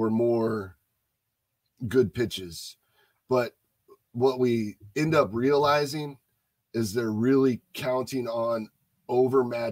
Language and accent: English; Omaha, Nebraska, United States; I grew up in Omaha, Nebraska, going to the College World Series every single year.